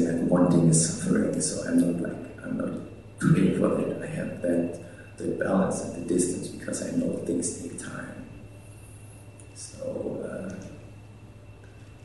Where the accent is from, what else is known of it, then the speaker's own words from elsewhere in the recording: Germany; now in United States; I'm from Germany, I can't even vote